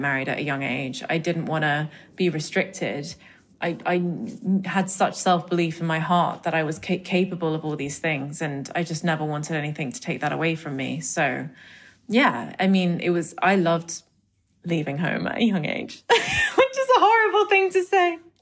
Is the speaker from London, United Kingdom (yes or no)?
yes; London, United Kingdom; My parents, you know, being Indian and coming to London and raising me and my brother